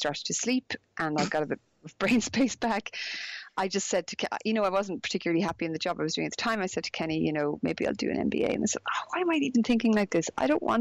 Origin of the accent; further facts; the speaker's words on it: Galway, Connacht, Ireland; also born or lived in Dublin; I'm Irish, because I grew up in Ireland